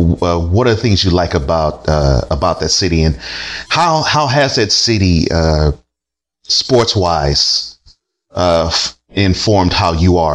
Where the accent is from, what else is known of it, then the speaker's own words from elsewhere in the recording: Houston, Texas, United States; I come from Houston